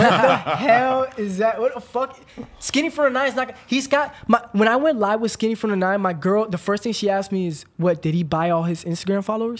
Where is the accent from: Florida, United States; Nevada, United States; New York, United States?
Florida, United States; I'm from Florida.